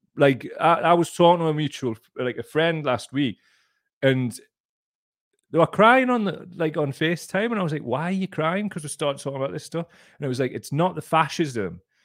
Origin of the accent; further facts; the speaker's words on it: North East England, United Kingdom; I'm from the Northeast